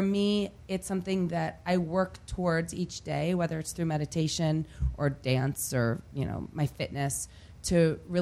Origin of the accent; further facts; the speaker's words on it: Detroit, Michigan, United States; moved away; I grew up outside of Detroit, and I'm a proud Detroiter